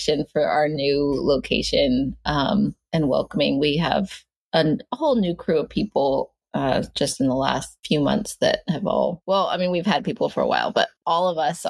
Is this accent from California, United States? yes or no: yes; Northern California, United States; moved away as an adult; also born or lived in Ashland, Oregon; now in Portland, United States; I grew up on my reservation in Northern California, like Northern, like 3 hours south of the Oregon border